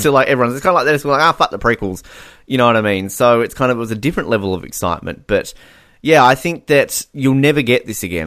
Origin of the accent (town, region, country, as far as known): Australia